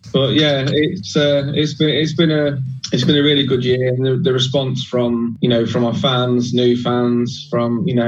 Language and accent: English; Boston, East Midlands, United Kingdom; we are from Boston